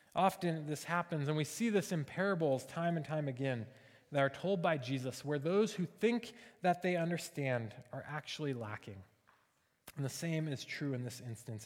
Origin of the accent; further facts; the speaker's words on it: Seattle, Washington, United States; now in Springfield, United States; we're from Seattle